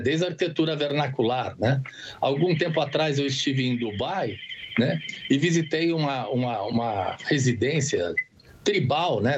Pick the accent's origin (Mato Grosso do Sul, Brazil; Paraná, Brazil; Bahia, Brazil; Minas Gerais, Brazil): Mato Grosso do Sul, Brazil; Campo Grande; Eu sou do, de Campo Grande, Mato Grosso do Sul, mas no momento eu estou falando com vocês aqui de São Paulo